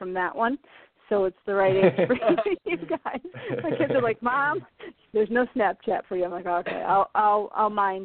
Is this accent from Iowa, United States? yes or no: yes; Iowa, United States; also born or lived in California / Lake Tahoe; now in Maine, United States; I was raised in Iowa